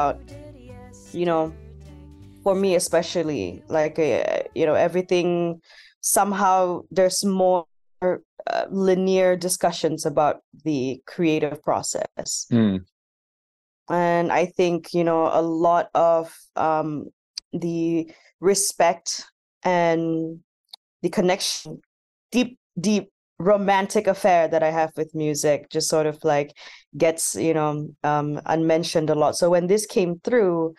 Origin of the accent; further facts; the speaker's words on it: Miri, Sarawak, Malaysia; first language Sarawakian Malay; English is a second language; moved away; I grew up on a small coastal town in Borneo called Miri in the state of Sarawak. So I'm from Malaysian Borneo.